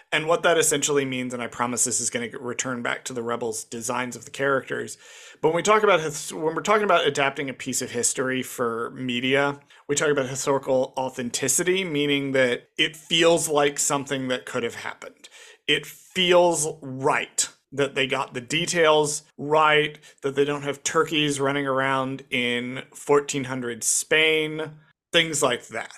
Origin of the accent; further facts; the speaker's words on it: Springfield, Illinois, United States; I grew up in Springfield, Illinois